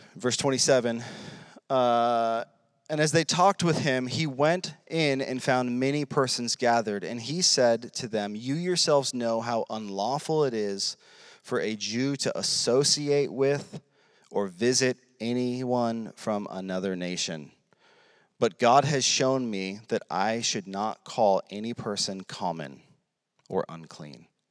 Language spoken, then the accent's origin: English; United States; I'm an American. This is America